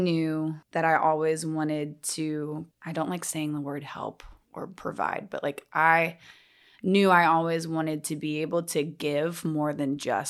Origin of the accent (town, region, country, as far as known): Atlanta, Georgia, United States; born or raised there